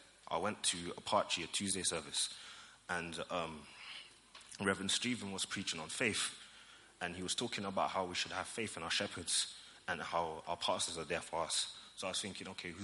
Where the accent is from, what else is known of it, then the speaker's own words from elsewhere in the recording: Germany; moved away; I grew up in Germany